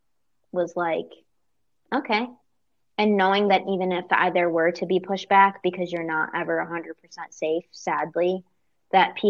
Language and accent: English; upstate New York, United States; moved away as an adult; we're from New York, and, you know, upstate